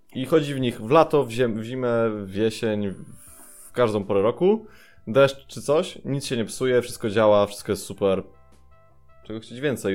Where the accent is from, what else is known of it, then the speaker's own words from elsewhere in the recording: Tricity, Pomeranian Voivodeship, Poland; Pochodzę z Trójmiasta